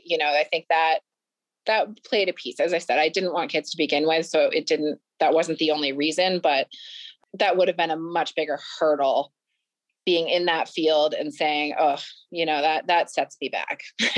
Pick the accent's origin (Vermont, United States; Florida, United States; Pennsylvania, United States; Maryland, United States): Vermont, United States; I'm from Vermont.